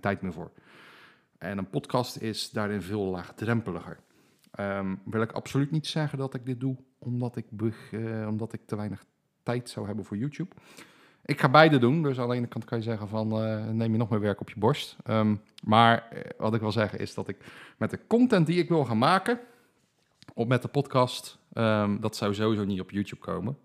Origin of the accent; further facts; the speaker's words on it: Dordrecht, South Holland, Netherlands; Ik ben geboren en getogen in Dordrecht. Daar woon ik nog steeds